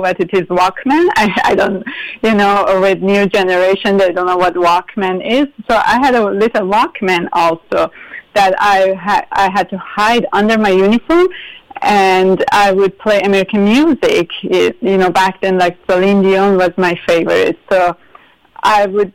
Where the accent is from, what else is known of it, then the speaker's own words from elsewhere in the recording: Tehran, Tehran Province, Iran; English is a second language; moved away as an adult; also born or lived in Pennsylvania, United States; now in United States; I would go mountain hiking with my dad in north of Tehran, my hometown